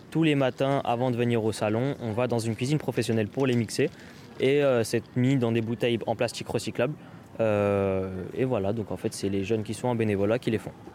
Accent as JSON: {"language": "French", "town": "Aulnay-sous-Bois", "region": "Île-de-France", "country": "France", "said": "moi-même, je viens d'Aulnay-sous-Bois"}